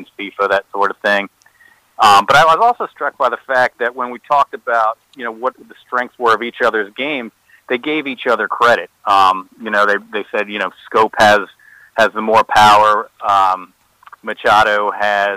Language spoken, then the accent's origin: English; Rockville, Maryland, United States; I grew up in Montgomery County in Rockville